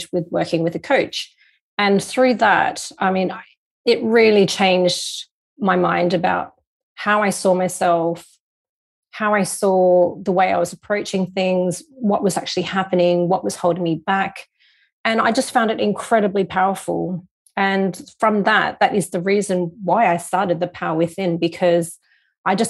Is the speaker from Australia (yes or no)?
yes; Australia; moved away as an adult; also born or lived in Hong Kong; now in London, United Kingdom; So I was born in Hong Kong, but I was raised in Australia